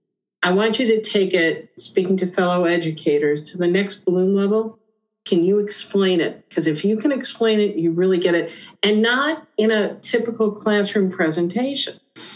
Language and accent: English; Ohio, United States; Given I was from Ohio, my husband was from Indiana